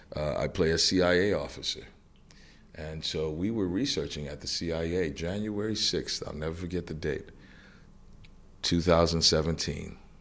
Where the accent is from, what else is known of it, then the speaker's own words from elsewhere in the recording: New Orleans, Louisiana, United States; I was born and raised in New Orleans, Louisiana, which is, uh, the deep South